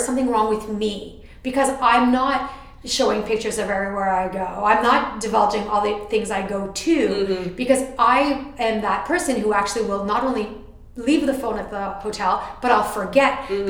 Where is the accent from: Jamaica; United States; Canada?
Canada; So I'm the Canadian